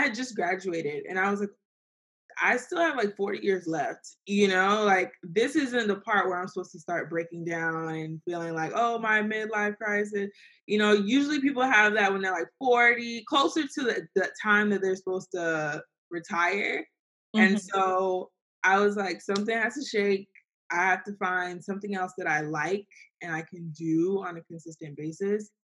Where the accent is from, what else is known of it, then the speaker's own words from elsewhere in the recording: Nigeria; So we're Nigerian.